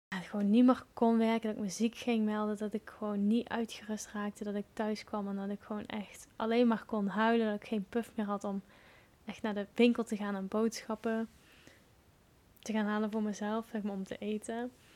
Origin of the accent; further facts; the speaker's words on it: Limburg, Netherlands; moved away; also born or lived in Wales; ik ben geboren in Limburg, het mooie plekje Limburg. En daar woon ik nu momenteel ook weer tijdelijk